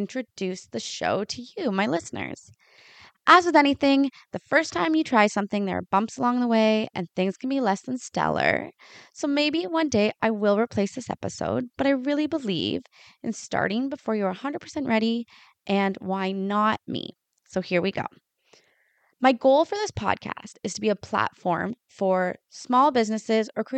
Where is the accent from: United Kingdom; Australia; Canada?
Canada; Lion's Head, Ontario; also born or lived in Sauble Beach, Bruce County; I grew up in Lion's Head, about an hour north of where I live now